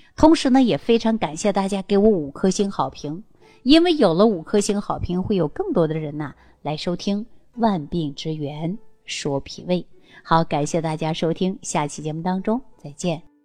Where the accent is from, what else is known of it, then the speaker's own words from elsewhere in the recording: China; 我们中国人的皮肤呢，大部分呢都是有点偏黄